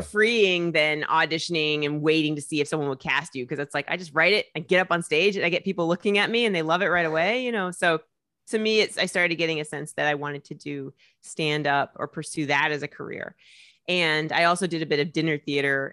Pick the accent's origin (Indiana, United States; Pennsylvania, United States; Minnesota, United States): Indiana, United States; Indianapolis; moved away as an adult; now in New York, United States; Indiana, Indianapolis, Indiana